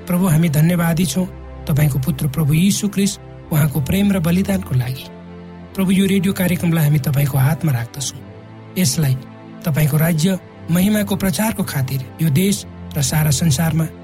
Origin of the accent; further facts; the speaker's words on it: eastern hill district of Nepal, eastern hills, Nepal; आजभन्दा छयालिस वर्ष अगाडि म नेपालको पूर्वी पहाडी जिल्लामा जन्मेँ म एक सामान्य परिवारमा हुर्केँ